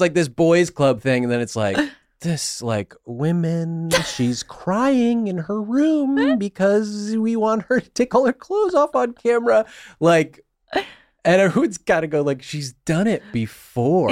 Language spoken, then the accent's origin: English; New England, United States; I grew up in New England